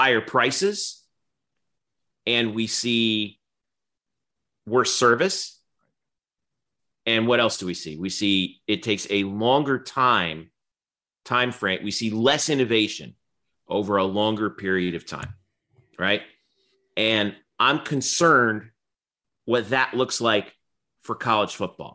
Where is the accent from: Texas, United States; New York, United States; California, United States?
New York, United States; I'm from the New York metropolitan area